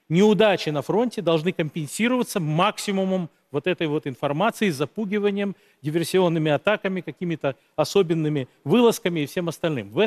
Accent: Sochi, Krasnodar Krai, Russia; В моем родном городе Сочи периодически э, фейки распространяются о минировании школ.

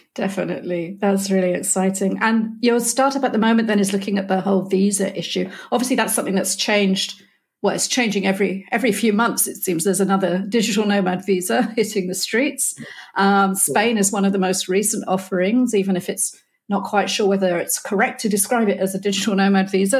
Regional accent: United Kingdom; moved away; a Brit stranded in Europe

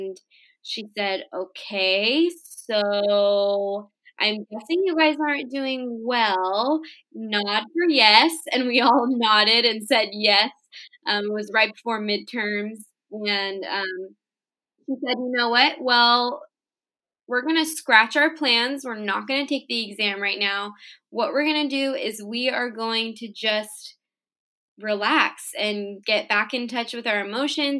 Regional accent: Orange County, Southern California, United States

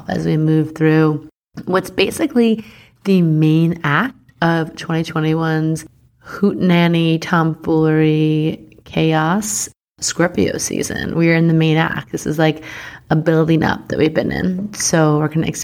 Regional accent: Long Island, New York, United States; I'm from Long Island.

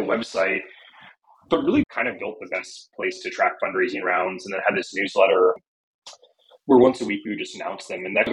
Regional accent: New York, United States; moved away as an adult; also born or lived in San Francisco; I grew up in New York

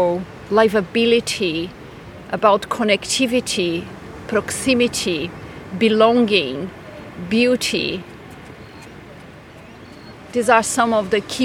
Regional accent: Brazil; moved away as an adult; now in Scotland; I am Brazilian

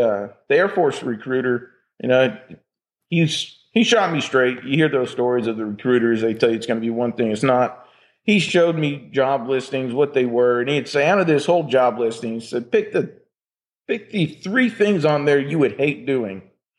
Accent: Berryville, Arkansas, United States; moved away as an adult; I am actually from Berryville, Arkansas.

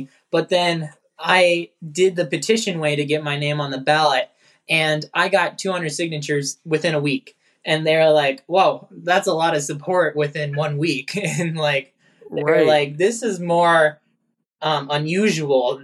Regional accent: Mandan, North Dakota, United States; also born or lived in New Salem, North Dakota; We're from Mandan, North Dakota. We moved from New Salem, North Dakota in 2003. My family owns and operates an 800 cow rotary parlor operation. And I've grown up at the farm ever since I was born.

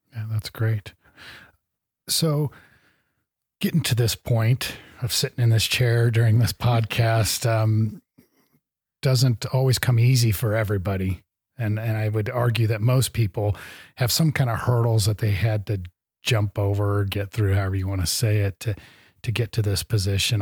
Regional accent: Great Plains, United States; I grew up in the Great Plains

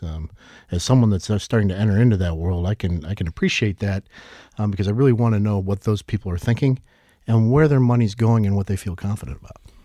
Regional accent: New York, United States; moved away as an adult; now in Northwest Arkansas, United States; as a New Yorker that moved here, uh, a couple decades ago

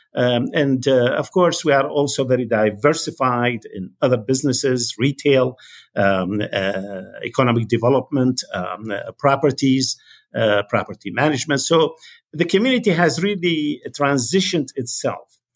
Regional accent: Baghdad, Baghdad Governorate, Iraq; moved away as an adult; also born or lived in London, United Kingdom / Basra, Iraq; now in United States; I was born in Baghdad, Iraq, uh, December nineteen forty-eight. I was schooled in Iraq until I finished, uh, college.

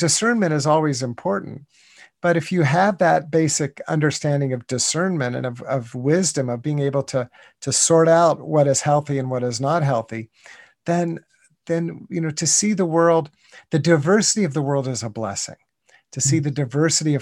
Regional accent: United States; I grew up in the United States, in North America, and even in my childhood, back in the 1960s and 1970s

